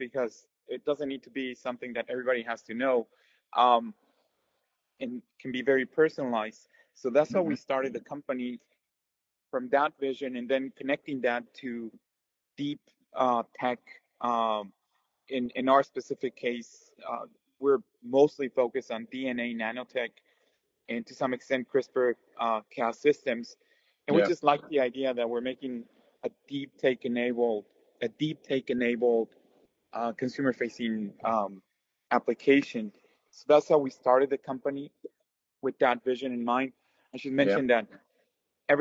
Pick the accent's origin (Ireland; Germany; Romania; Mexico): Mexico; moved away as an adult; also born or lived in United States; I'm originally from Mexico, where I did my undergrad